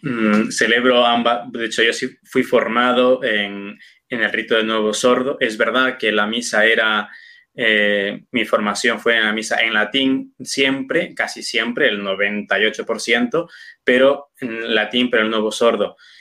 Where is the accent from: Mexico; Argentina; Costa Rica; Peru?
Peru; moved away as an adult; also born or lived in Toledo, Spain; now in Cuenca, Spain; soy de, de Perú, pero ejerzo mi sacerdocio automáticamente mm, desde que fui ordenado eh, en España